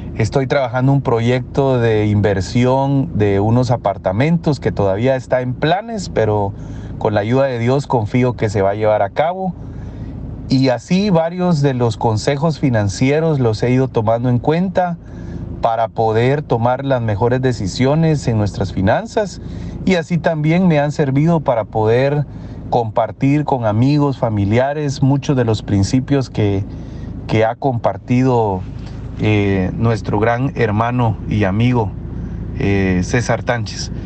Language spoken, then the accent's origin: Spanish; Guatemala; moved away as an adult; now in Mexico; soy guatemalteco, pero por razones laborales estoy viviendo en México